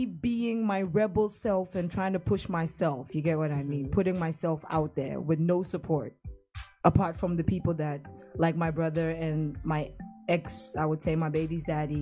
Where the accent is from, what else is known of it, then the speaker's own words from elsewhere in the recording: Brong-Ahafo, Ghana; now in Netherlands; I challenged myself to do Dutch, to do Chi, and even Bono, actually, because I'm from the Brungahafa region